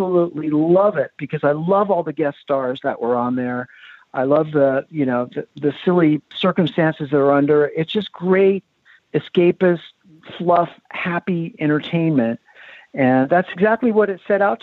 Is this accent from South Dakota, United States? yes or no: no; Los Angeles, California, United States; I grew up in Hollywood